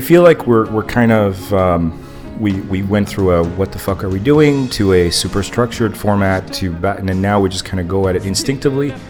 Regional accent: Montreal, Quebec, Canada; I came here as a kid, but I wasn't born here but I was raised in Montreal

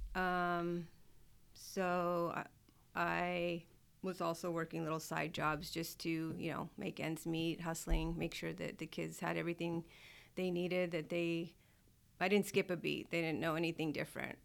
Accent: Southern California, United States; moved away as an adult; also born or lived in Fort Polk, Louisiana; I'm from Southern California

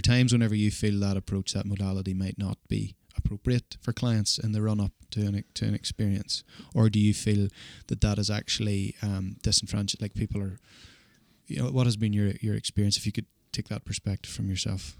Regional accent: Ireland; now in Australia; as an Irish person

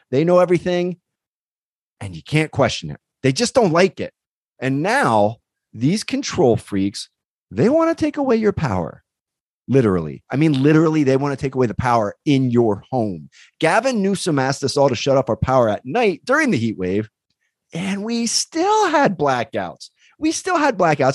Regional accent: East Coast, United States; now in California, United States; I grew up on the East Coast.

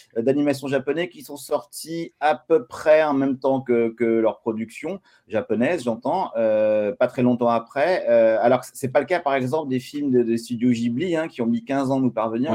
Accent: France; je suis français

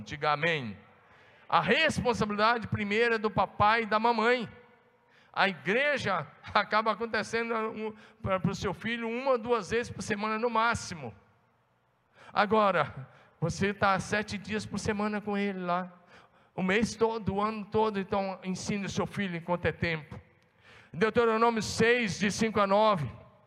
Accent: Brazil; nós somos brasileiros

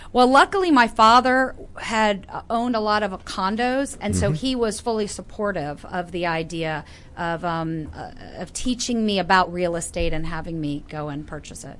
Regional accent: Northern Virginia, United States; also born or lived in Florida; I was born in Florida, grew up in Northern Virginia, mm-hmm. moved away for a bit, and then came back to Northern

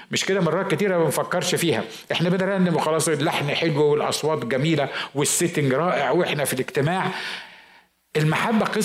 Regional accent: Mosul, Nineveh, Iraq; انا من الموصل احنا احنا العراقيين احنا العراقيين نار صح ولا لا

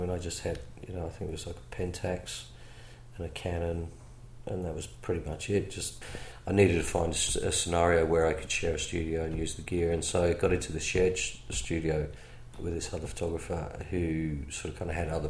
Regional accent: England, United Kingdom; You know, because I come from England, it wasn't, you know, like it is now.

